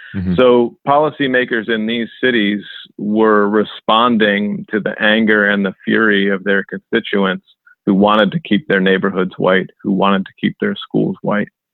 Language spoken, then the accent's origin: English; Springfield, Massachusetts, United States; I grew up in Springfield, Massachusetts